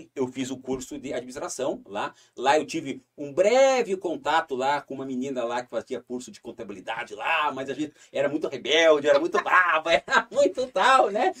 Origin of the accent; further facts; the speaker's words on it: Curitiba, Paraná, Brazil; moved away as an adult; now in Foz do Iguaçu, Brazil; eu nasci em Curitiba, estou aqui é, já há 31 anos, 32 anos, 33 anos, eu vim para cá com 19 para 20 anos